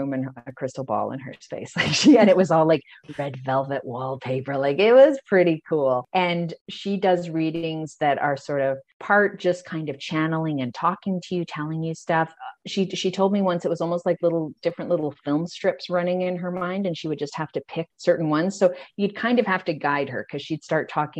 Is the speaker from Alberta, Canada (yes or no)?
yes; Calgary, Alberta, Canada; also born or lived in Sydney; I'm from Calgary and it was a pretty insular small town kind of vibe then